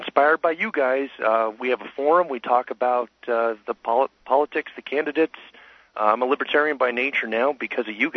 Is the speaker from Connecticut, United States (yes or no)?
yes; Canterbury, Connecticut, United States; I'm from Canterbury